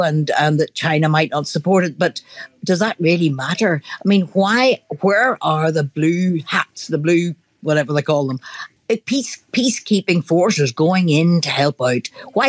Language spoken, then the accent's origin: English; Northern Ireland, United Kingdom; I'm from Northern Ireland